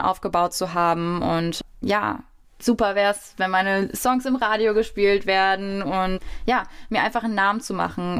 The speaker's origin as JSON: {"language": "German", "town": "Wiesbaden", "region": "Hesse", "country": "Germany", "tie": "born or raised there", "said": "Mein Heimatort, meine Wohlfühloase"}